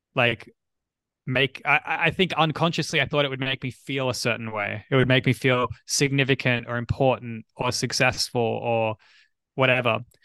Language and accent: English; Australia; I'm from Australia